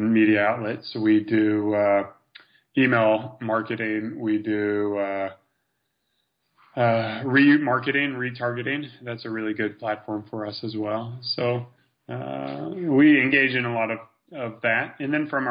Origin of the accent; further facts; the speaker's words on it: United States; as an American